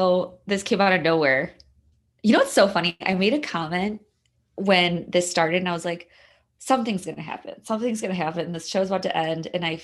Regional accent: Chicago, Illinois, United States; Side of Chicago, actually. And I was trying to figure out today where she went to high school, because I'm from the South Side.

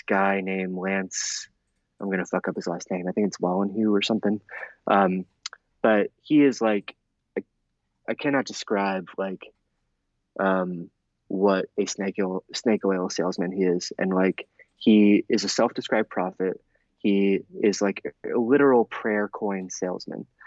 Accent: Adams County, Pennsylvania, United States; I'm from Central PA. I'm from his district. I grew up going to church

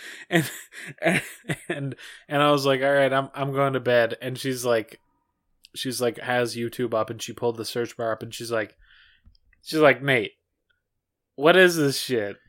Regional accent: Minnesota, United States; from our, our home state

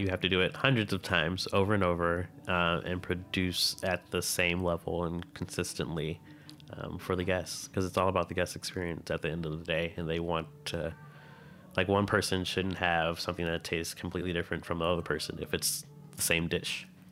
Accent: Midwest, United States; I grew up in the Midwest

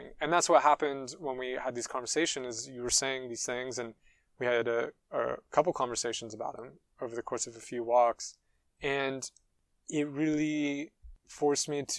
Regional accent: United States; also born or lived in United Kingdom; now in France; as an American

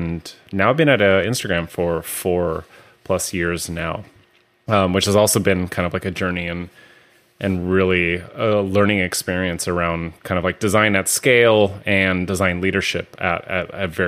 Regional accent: California, United States; I've been actually from California, born and raised in the Bay Area, but got to live some other places in the world kind of growing up.

